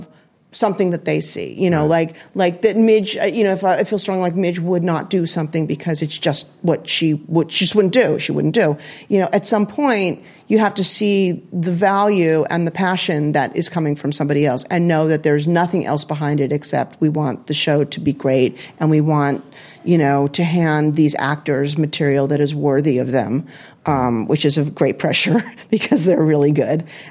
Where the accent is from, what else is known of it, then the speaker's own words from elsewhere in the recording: California, United States; now in New York, United States; I was born in California, and I am not an LA gal